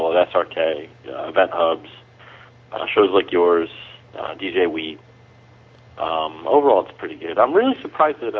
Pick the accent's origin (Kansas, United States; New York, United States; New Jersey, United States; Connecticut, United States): New Jersey, United States; We're from New Jersey